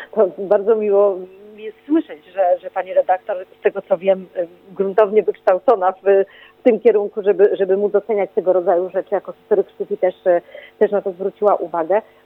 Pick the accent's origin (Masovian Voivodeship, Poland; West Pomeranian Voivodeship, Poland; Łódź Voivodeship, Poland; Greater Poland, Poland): Greater Poland, Poland; Poznań; ja też jestem z Poznania